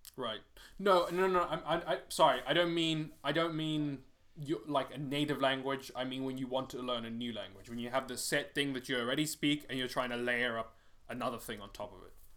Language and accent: English; Cape Town, Western Cape, South Africa; moved away; I'm just from South Africa